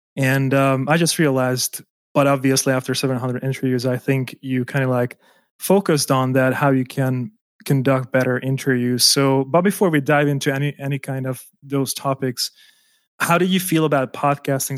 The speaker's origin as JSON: {"language": "English", "country": "Hungary", "tie": "born or raised there", "also_born_or_lived": "Germany", "moved": "as an adult", "said": "I was born in Hungary and I moved out to Germany to work there as an architect"}